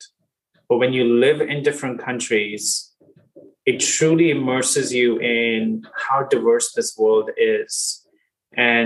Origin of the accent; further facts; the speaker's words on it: India; moved away; also born or lived in Singapore; I grew up in India and then have had the pleasure of living and working in different countries